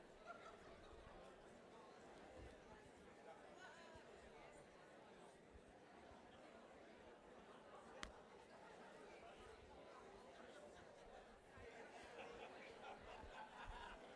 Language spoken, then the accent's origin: English; United States; I talk funny. I'm American